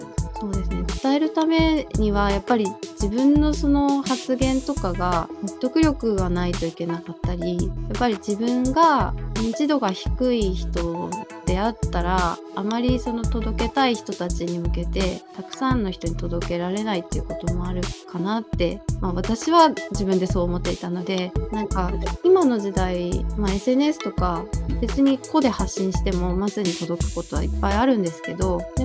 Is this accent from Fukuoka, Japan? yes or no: yes; Fukuoka, Japan; moved away as an adult; now in Tokyo, Japan; 福岡出身です